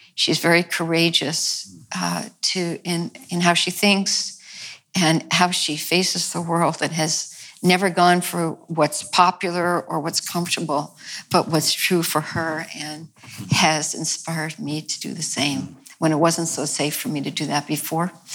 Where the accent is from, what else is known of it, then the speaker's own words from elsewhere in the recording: New York, United States; also born or lived in The Bronx, New York / Long Island, New York / Italy (ancestry); I was raised in New York, mm-hmm. as you were, and in different parts in the Bronx and then Long Island